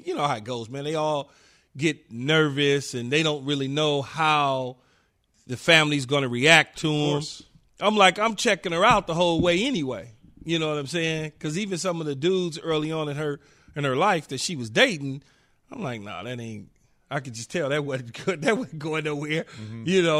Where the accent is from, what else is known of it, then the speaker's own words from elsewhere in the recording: Los Angeles, California, United States; And so, you know, as growing up in South Central LA, being around or seeing gay people was different.